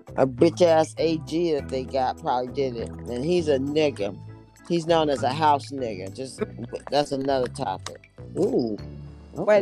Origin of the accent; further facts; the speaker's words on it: Oakland, California, United States; I'm from East Oakland.